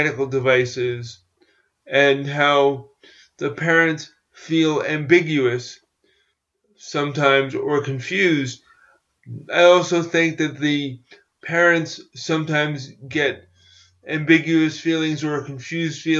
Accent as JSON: {"language": "English", "region": "New York", "country": "United States", "tie": "born or raised there", "said": "my hometown"}